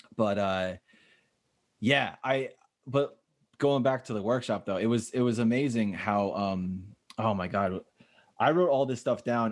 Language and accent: English; Northwestern New Jersey, United States; now in Chicago, United States; I'm originally from Northwestern New Jersey